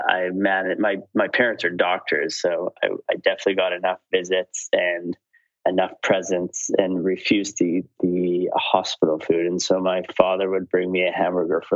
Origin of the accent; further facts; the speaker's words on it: Saskatoon, Saskatchewan, Canada; moved away as an adult; also born or lived in Montreal / Los Angeles / Beijing; I grew up in Saskatoon, Saskatchewan